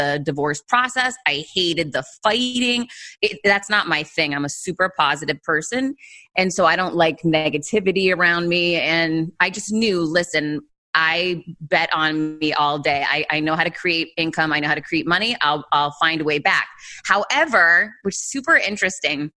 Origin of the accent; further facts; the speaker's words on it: Worcester, Massachusetts, United States; I grew up poor in Worcester, Massachusetts, one of four kids